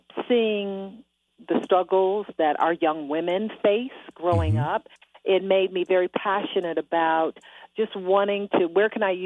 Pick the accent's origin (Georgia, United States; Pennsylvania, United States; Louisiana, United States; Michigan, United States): Michigan, United States; Detroit; You know, not only my hometown, Detroit, Michigan